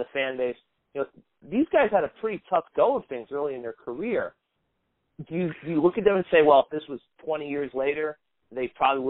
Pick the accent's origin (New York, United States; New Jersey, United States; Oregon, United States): New Jersey, United States; Morris County; I grew up in Morris County, so more of the western side of the county